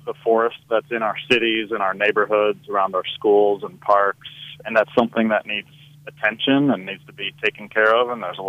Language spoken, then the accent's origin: English; Indianapolis, Indiana, United States; now in Palm Beach County, United States; growing up in Indianapolis